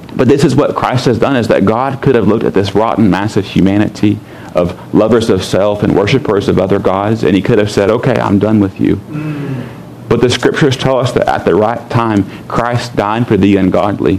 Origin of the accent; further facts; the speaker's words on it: United States; I'm an American